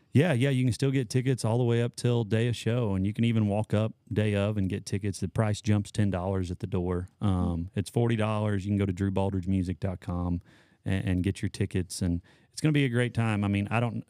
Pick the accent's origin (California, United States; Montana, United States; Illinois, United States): Illinois, United States; Patoka; moved away; I grew up in Patoka